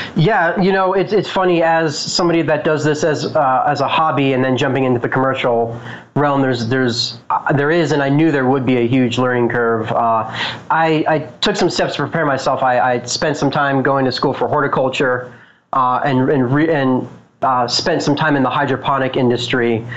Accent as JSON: {"language": "English", "town": "Boulder", "region": "Colorado", "country": "United States", "tie": "born or raised there", "said": "I'm from Boulder, Colorado, so I definitely had uh, my my use of cannabis when I was younger in high school"}